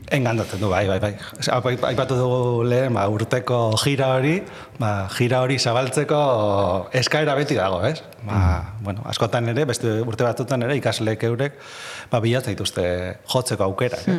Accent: Bilbao, Basque Country, Spain; also born or lived in Gipuzkoa; ni bilbotarra naiz jaiotra

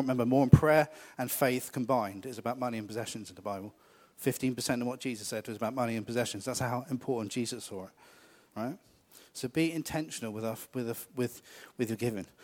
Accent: United Kingdom; we're really British about these things

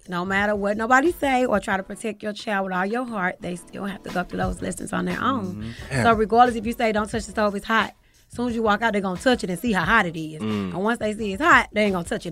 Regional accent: St. Louis, Missouri, United States; I'm from the loop, and I'm proud.

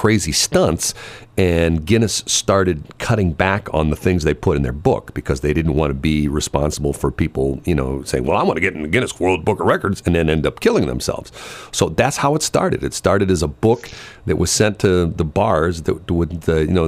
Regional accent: North County, Missouri, United States; I grew up in North County

